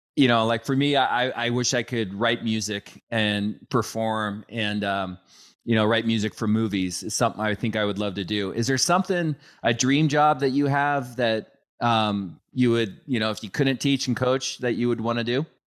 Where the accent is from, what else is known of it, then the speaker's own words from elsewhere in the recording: Bridle Trails, Washington, United States; I grew up in Bridal Trails